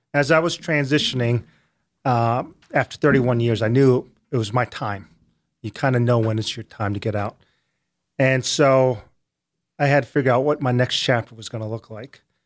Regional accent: United States; I'm from the States

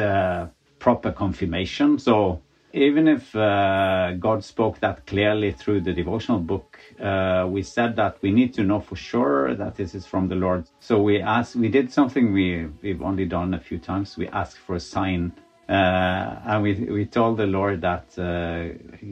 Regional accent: Norway; also born or lived in Azerbaijan; we come from Norway

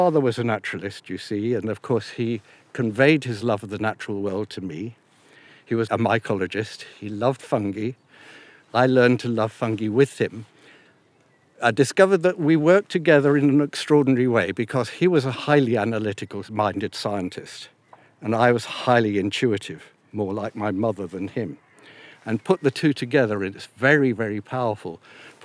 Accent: United Kingdom; also born or lived in Africa; I was born in Africa, but I came to Britain when I was nearly 8 years old

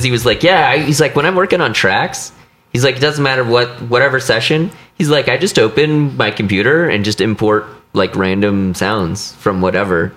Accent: Missouri, United States; I grew up in Missouri

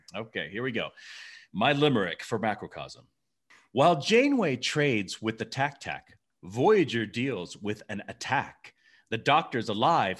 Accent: Memphis, Tennessee, United States; growing up in Memphis, Tennessee

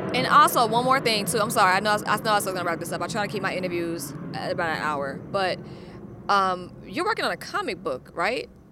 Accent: Atlanta, Georgia, United States; now in Los Angeles, United States; I'm from Atlanta, so I'm used to not being the only black person in the room. I think at my high school, there was probably five white people.

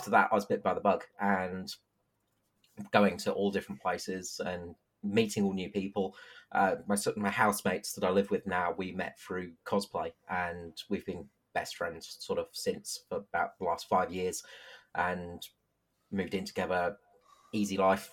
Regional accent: England, United Kingdom; moved away as an adult; now in Adelaide, Australia; I'm from England originally

